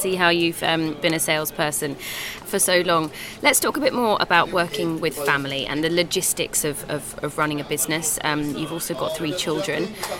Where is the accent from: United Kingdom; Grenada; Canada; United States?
United Kingdom; London; I'm from London, so I've grown up eating curry